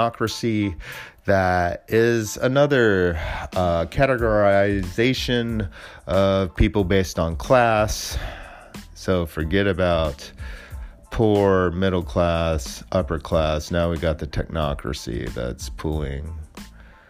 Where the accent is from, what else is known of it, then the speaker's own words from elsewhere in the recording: Alameda, California, United States; my hometown in Alameda